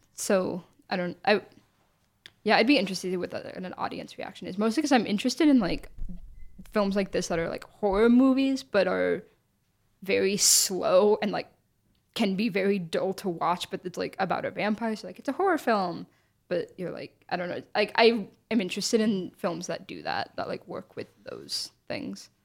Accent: United States; us as like American viewers

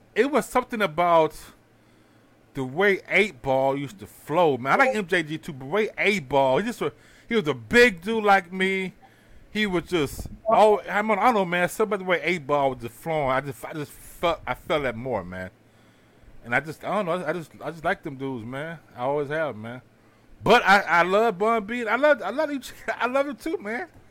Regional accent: Houston, Texas, United States; I'm from Houston

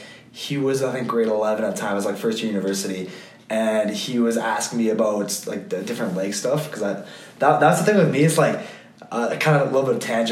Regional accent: Switzerland; English is a second language; I'm from Switzerland. I have a lot of German friends, and one of my German friends, he's like kind of big into fitness as well.

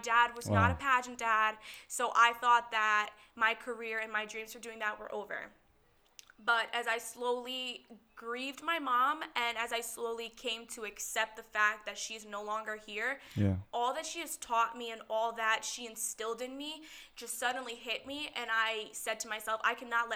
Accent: Middlesex, New Jersey, United States; I'm from Middlesex, New Jersey. Born and raised in New Jersey

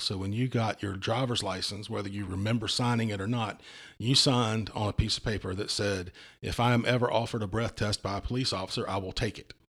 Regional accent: Walterboro, South Carolina, United States; I grew up in Walterboro, um, you know, in a double wide trailer on a farm

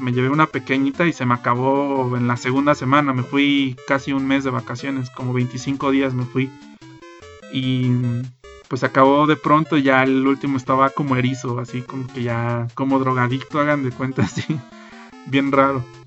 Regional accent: Mexico; siendo mexicano

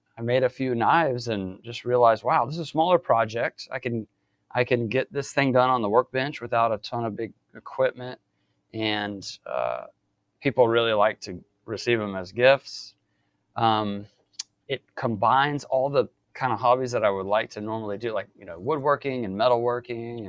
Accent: Mobile, Alabama, United States; moved away as an adult; now in Virginia, United States; I'm from South Alabama originally, right down in Mobile by the coast, and grew up there.

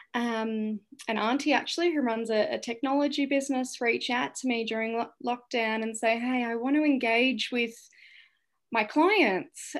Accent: St Albans, Victoria, Australia; also born or lived in Cambodia; my hometown of Saint Albans

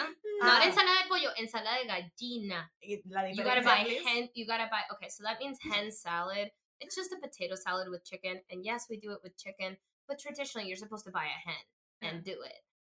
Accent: Florida, United States; Baby, when I said I'm from Florida

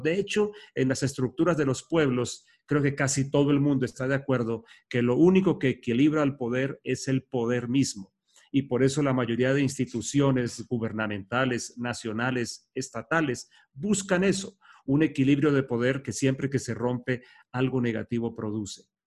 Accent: Colombia; nuestros himnos, como el colombiano

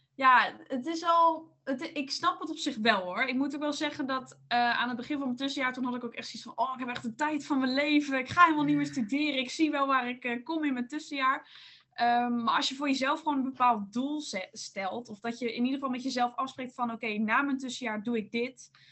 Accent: North Brabant, Netherlands; moved away as an adult; now in Leiden, Netherlands; ik kom uit Brabant

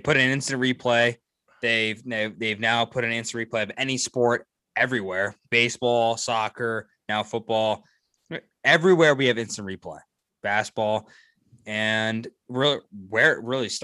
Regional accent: United States; I'm American.

